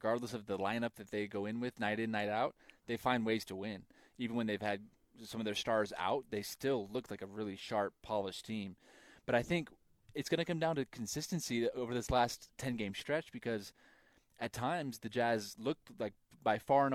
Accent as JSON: {"language": "English", "region": "Idaho", "country": "United States", "tie": "born or raised there", "said": "I grew up in Idaho."}